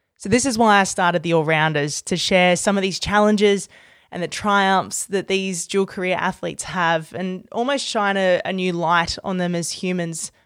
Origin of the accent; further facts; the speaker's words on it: Australia; my own dual career as an Australian cricketer and a sports broadcaster